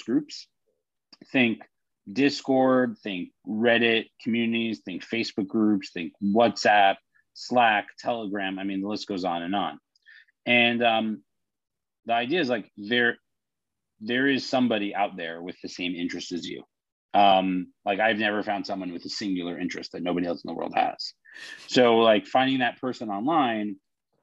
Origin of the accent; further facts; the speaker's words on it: New York, United States; I'm a New Yorker